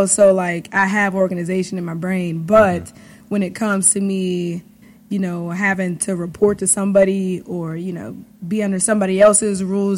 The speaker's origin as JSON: {"language": "English", "town": "Pittsburgh", "region": "Pennsylvania", "country": "United States", "tie": "born or raised there", "said": "I am a DJ from Pittsburgh, born in Pittsburgh, based out of Pittsburgh"}